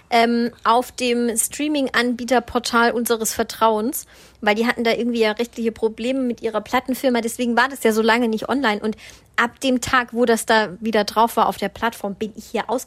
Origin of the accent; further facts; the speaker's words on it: Southern Germany, Germany; Christkind. Bei uns kam immer das Christkind. Ich komme